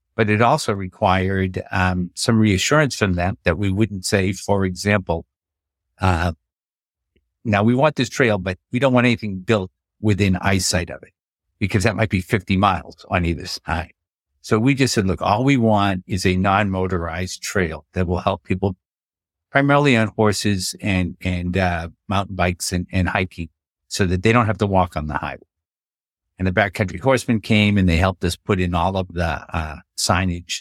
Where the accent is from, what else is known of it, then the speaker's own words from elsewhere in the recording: Boston, Massachusetts, United States; moved away as an adult; also born or lived in Colorado; I grew up just outside of Boston, Massachusetts